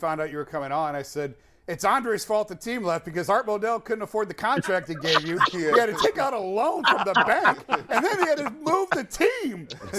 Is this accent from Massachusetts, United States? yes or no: no; Avon Lake, Ohio, United States; I live in Avon Lake. I grew up in Avon Lake.